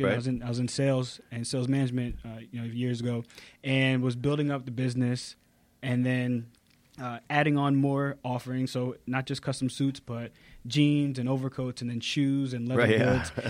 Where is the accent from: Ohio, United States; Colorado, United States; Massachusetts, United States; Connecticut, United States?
Connecticut, United States; moved away as an adult; also born or lived in North Carolina; now in Atlanta, United States; So I have found my home in the South. I absolutely love it. But actually, I grew up in Connecticut.